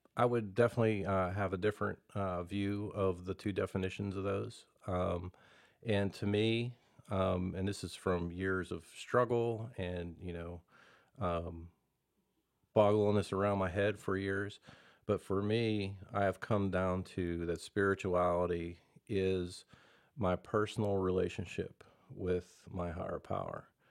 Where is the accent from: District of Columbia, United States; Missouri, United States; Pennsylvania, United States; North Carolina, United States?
Pennsylvania, United States; Belle Vernon; now in Prosper, United States; I'm from, uh, a place called Bell Vernon, Pennsylvania originally.